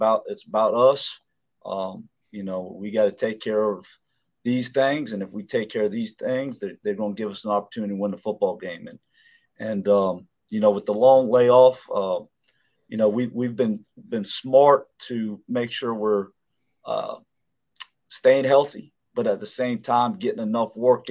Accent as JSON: {"language": "English", "region": "Florida", "country": "United States", "moved": "yes", "said": "being a Florida guy"}